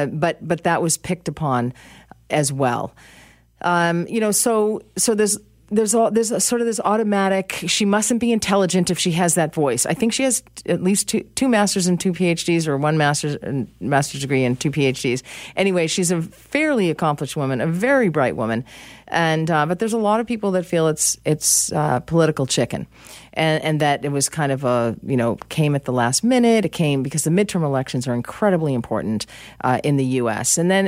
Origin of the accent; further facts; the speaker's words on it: United States; I'm American, and I feel that I am objective on this.